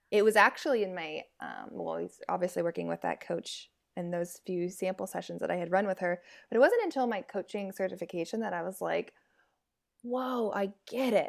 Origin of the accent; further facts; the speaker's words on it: San Francisco Bay Area, California, United States; now in Seattle, United States; I'm based out of Seattle, but I'm from the San Francisco Bay Area